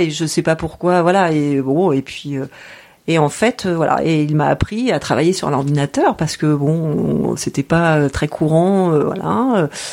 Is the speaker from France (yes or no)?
yes; Normandy, France; now in Quimper, France; Je suis originaire de Normandie